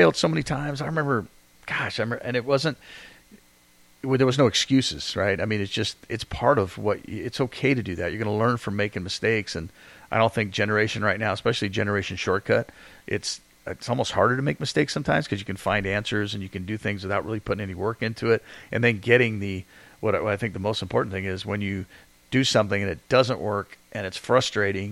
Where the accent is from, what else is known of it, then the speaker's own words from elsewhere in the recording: England, United Kingdom; moved away; I got the English flag because I was born there